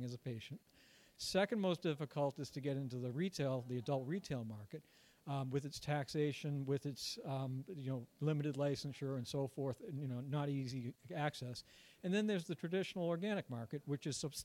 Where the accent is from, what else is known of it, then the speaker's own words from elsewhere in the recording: Massachusetts, United States; it was my home state as well